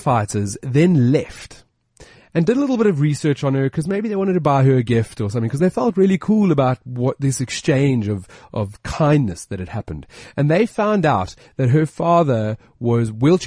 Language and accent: English; South Africa; I'm South African